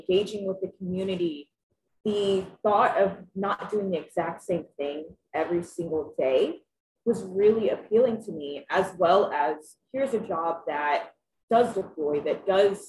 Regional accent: Lafayette, Indiana, United States; born or raised there; now in Monticello, United States

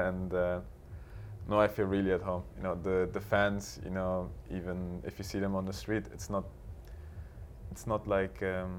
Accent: Berlin, Germany; English is a second language; the same club that I grew up in Berlin

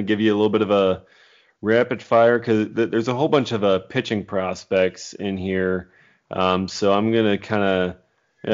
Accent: Wisconsin, United States; I'm from Wisconsin

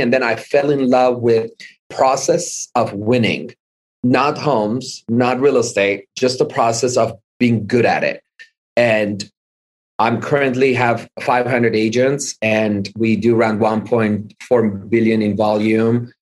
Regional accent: Iran; moved away as an adult; also born or lived in Hollywood, Los Angeles, United States; now in United States; lived in Iran most of my life. I was 20 years old when we moved. I moved by myself to back to the US. However, I was born in Hollywood Hospital at age of 30 days old. My mom decided to move back to Iran

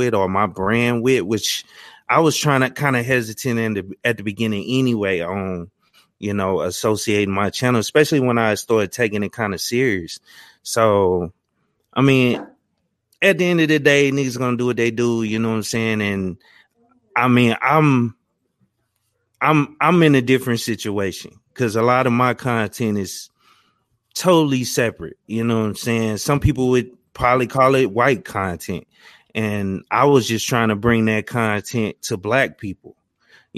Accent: Louisiana, United States; where I grew up in Louisiana

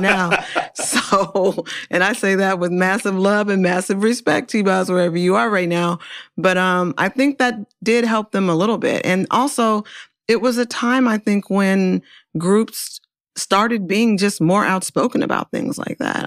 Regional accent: Oakland, California, United States; I'm from Oakland

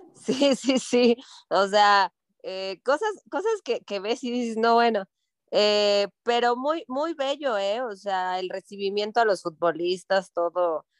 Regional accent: Mexico

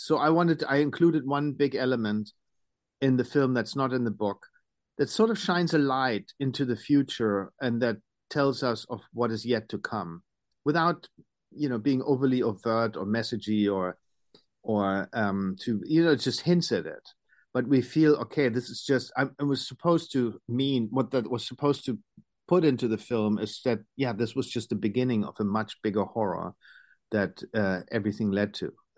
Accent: Germany

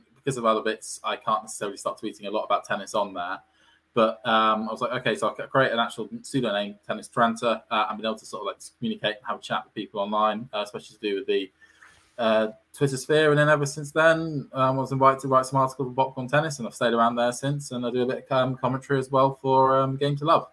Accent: United Kingdom; being a Brit myself

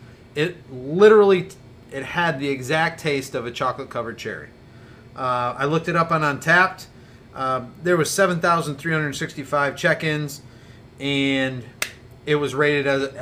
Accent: Michigan, United States; I probably told him I'm from Michigan

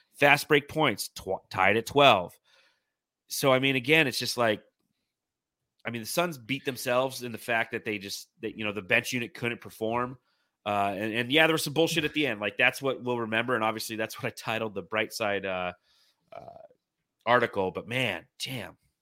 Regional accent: Simi Valley, California, United States; also born or lived in Moorpark, California; we moved from Moore Park, California to Simi Valley, California, and I played in Moore Park Little League

